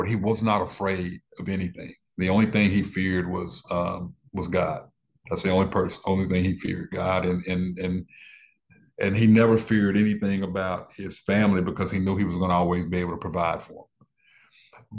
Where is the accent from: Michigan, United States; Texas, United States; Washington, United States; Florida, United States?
Texas, United States; Dallas; I was born in West Dallas